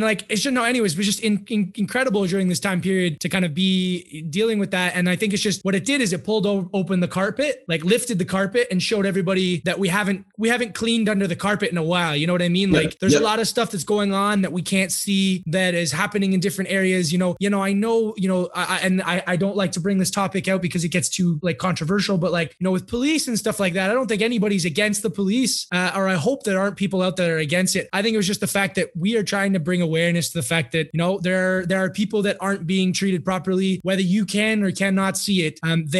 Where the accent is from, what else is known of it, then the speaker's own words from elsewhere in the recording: United States; it's real stuff that's going on in my, yeah, hometown and my home country. Obviously, the United States is more sectioned about it.